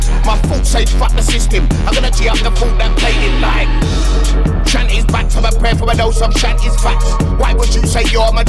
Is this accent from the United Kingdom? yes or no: yes; London, United Kingdom; I'm from East London, where house is local.